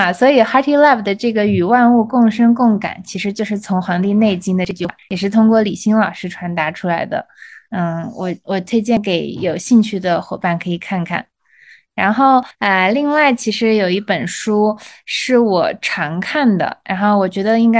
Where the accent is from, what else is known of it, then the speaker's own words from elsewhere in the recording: China; 这个东西也是给了我作为中国人去了解中国传统医学文化